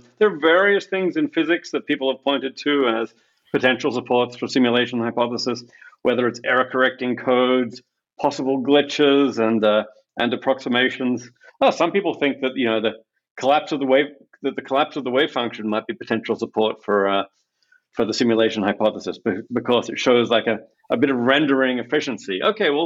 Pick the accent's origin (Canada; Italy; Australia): Australia; moved away; I grew up in Australia